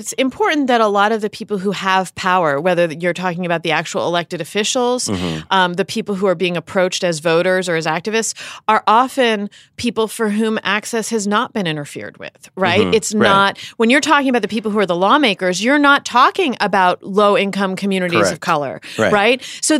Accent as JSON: {"language": "English", "region": "Pennsylvania", "country": "United States", "tie": "born or raised there", "said": "So I remember, I grew up in Pennsylvania, which was governed when I was a kid by a Democratic governor named Bob Casey"}